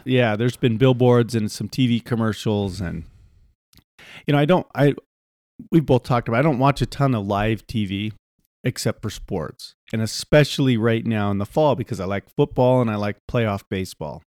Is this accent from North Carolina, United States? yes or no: no; Utah, United States; we're from Utah